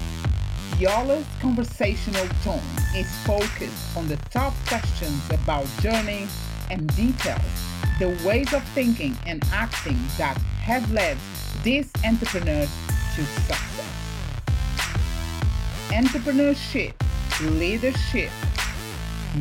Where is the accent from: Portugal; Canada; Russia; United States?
Portugal; moved away; I'm from Portugal, so my aim is to be able to spend like 6 months there, 6 months here